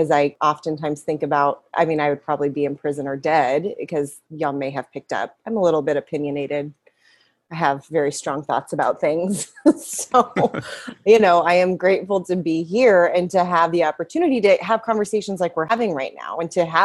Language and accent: English; West Texas, United States; moved away; also born or lived in Lubbock, Texas; I grew up in West Texas